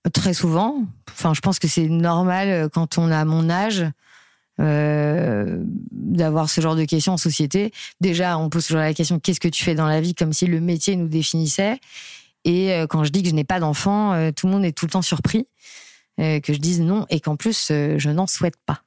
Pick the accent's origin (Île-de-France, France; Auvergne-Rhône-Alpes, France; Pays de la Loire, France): Pays de la Loire, France; Nantes; now in Paris, France; je vis à Paris, je viens de Nantes